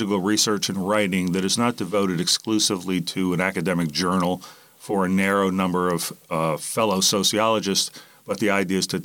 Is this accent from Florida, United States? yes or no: yes; Miami, Florida, United States; I grew up in Miami, Florida